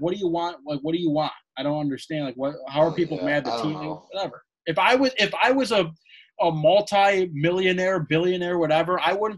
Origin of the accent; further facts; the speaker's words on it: Toronto, Ontario, Canada; born there; I was born on April 3rd, 1983 in Toronto, Ontario, Canada.